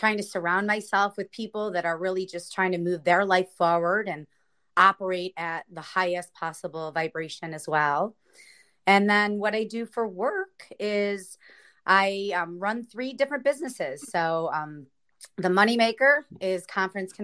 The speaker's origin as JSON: {"language": "English", "town": "Cleveland", "region": "Ohio", "country": "United States", "moved": "as an adult", "lives_now": "San Diego, United States", "said": "I'm originally from Cleveland, Ohio"}